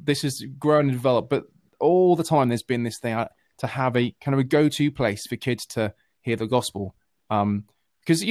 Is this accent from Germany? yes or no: no; United Kingdom; I'm this Brit